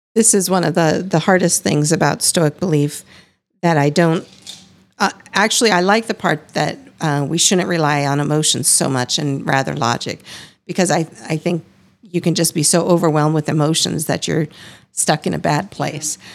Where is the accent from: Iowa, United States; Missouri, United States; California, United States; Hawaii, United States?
Iowa, United States; I am also from the Midwest and grew up a severely strict fundamentalist